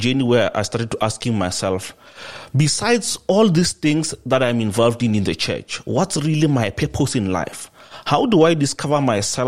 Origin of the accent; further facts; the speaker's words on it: South Africa; I grew up here in South Africa